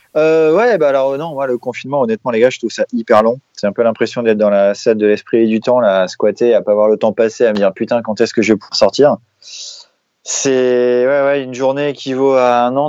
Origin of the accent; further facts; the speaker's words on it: Lille, Hauts-de-France, France; je suis lillois d'origine